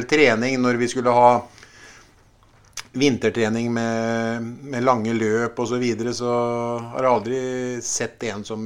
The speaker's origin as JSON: {"language": "Norwegian", "town": "Kuland", "region": "Rogaland", "country": "Norway", "tie": "born or raised there", "said": "Ja, vet du hva, Sven og jeg vi vokste jo opp eh, på Kuland, vi. Og begynte jo å spille sammen når vi, er like gamle."}